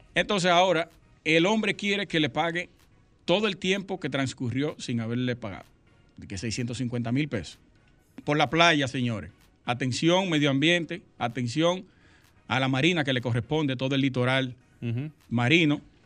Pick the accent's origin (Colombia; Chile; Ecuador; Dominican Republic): Dominican Republic; Sosúa, Puerto Plata; moved away as an adult; Yo soy de Sosúa, nacido y criado hasta el 2000